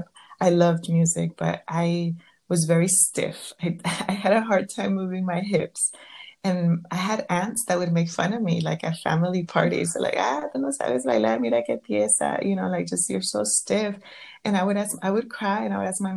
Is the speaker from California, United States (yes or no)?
yes; Southern California, United States; growing up in Southern California